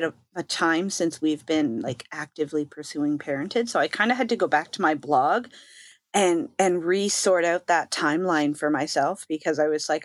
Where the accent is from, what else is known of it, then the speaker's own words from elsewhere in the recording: Canada; I am Canadian.